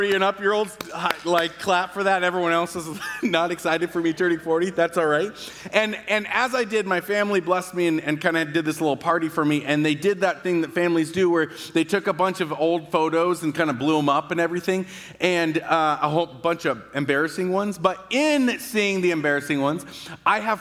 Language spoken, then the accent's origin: English; Battle Ground, Washington, United States; I am from Battleground, but I have never owned a cowboy hat in my entire life